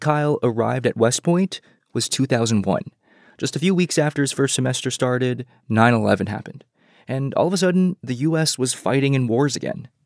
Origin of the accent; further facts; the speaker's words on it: China; now in United States; I was born in China during the one child era. My sister was born here in the US after we moved here